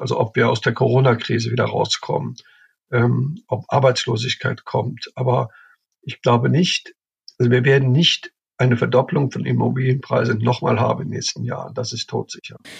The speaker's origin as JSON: {"language": "German", "town": "Cologne", "region": "North Rhine-Westphalia", "country": "Germany", "said": "ich komme aus Köln, ich kenne Köln"}